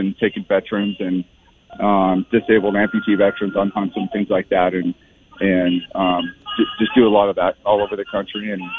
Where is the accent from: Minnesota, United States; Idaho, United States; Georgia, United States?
Idaho, United States; Post Falls; Idaho, Post Falls.